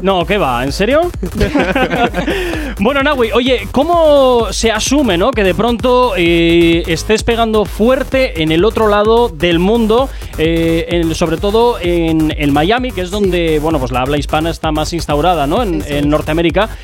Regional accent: Basque Country, Spain; como buen vasco

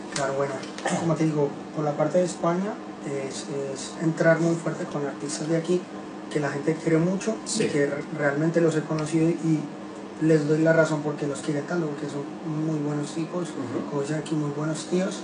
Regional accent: Medellín, Antioquia, Colombia; soy de Colombia, de Medellín

